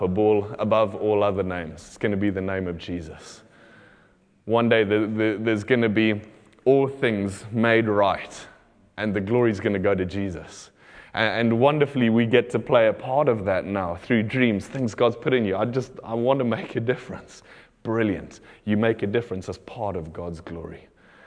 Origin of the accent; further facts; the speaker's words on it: Botswana; moved away; I grew up in Botswana, and where we lived out in the country